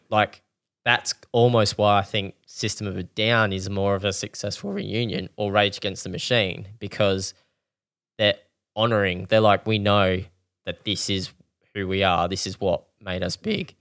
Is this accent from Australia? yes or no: yes; Australia; we're Australian